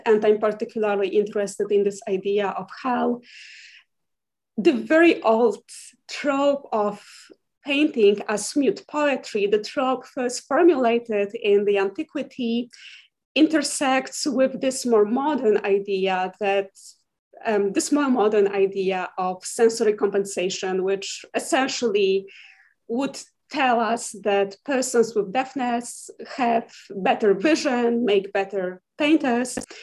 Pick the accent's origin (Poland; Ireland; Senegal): Poland; moved away as an adult; now in Huntsville, United States; I'm originally from Poland and I got my MA in art history at the University of Warsaw